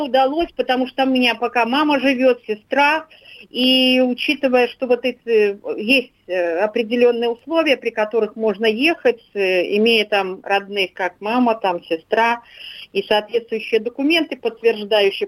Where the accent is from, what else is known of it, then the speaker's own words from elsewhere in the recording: Barysaw, Minsk Region, Belarus; now in Moscow, Russia; моей малой родиной или второй моей родиной, или первой, наверно, где я родилась